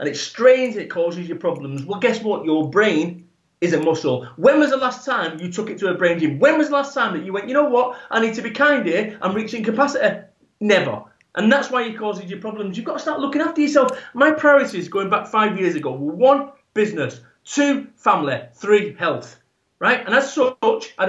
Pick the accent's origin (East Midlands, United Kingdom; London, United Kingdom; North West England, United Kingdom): North West England, United Kingdom; Salford; I am from Salford, Manchester, proper